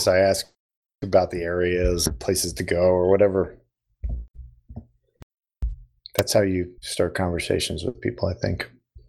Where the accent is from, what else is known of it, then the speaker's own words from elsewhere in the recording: Missouri, United States; when I was a young kid growing up in Missouri, where my grandma really loved it.